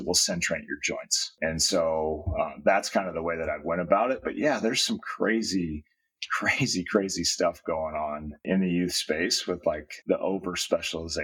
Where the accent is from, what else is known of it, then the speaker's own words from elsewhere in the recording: Iowa, United States; now in Southern California, United States; I grew up in Iowa